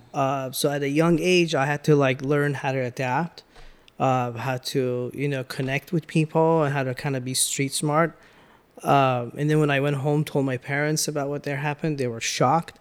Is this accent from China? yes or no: no; Iran; now in United States; growing up in Iran, you had to, like, kinda connect with different peoples always